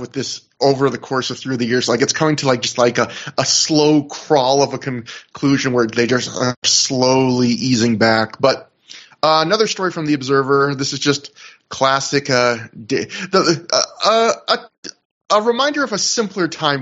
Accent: Canada; even though I'm Canadian

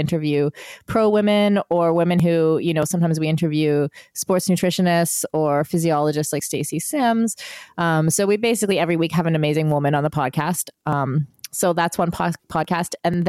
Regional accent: United Arab Emirates; also born or lived in Bahrain; So in where I grew up in the United Arab Emirates or in Bahrain, there's a lot of freedom.

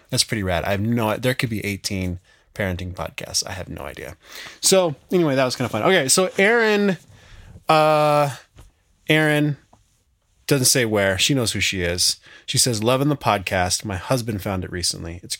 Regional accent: Montana, United States; now in Wyoming, United States; I grew up in Montana and now live 100 miles south in Wyoming with my wife and four kids.

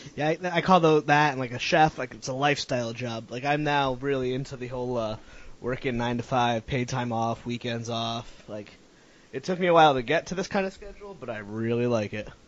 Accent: Connecticut, United States; moved away as an adult; now in Rhode Island, United States; I'm from Connecticut

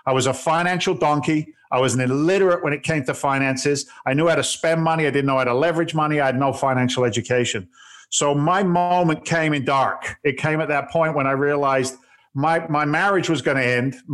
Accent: England, United Kingdom; now in United States; I'm actually an immigrant to the states. I came over from England back in 1986

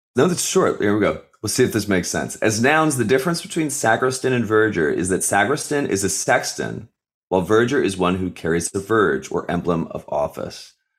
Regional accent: United States; being an American

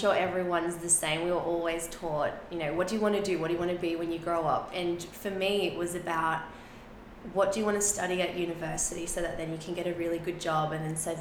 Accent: Sydney, New South Wales, Australia; first language Spanish; English is a second language; I grew up in a really traditional Catholic upbringing, and in Sydney, in the West.

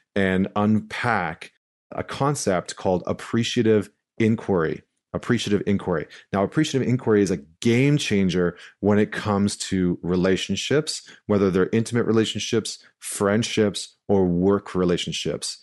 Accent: St. Albert, Alberta, Canada; moved away; I'm coming to you live from St. Albert, Alberta. I'm back in my hometown, uh, which is right outside of Edmonton.

